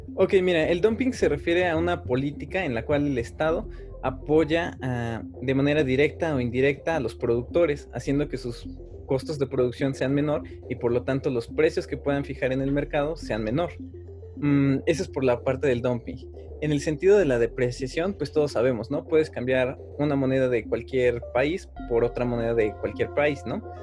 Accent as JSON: {"language": "Spanish", "country": "Mexico", "said": "como nosotros, como ciudadanos mexicanos"}